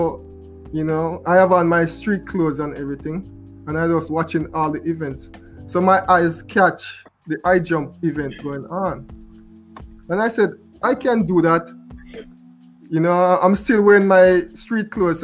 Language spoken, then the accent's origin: English; Portland Cottage, Clarendon, Jamaica; moved away as an adult; I'm from Portland Cottage, a couple distance away from East Clarendon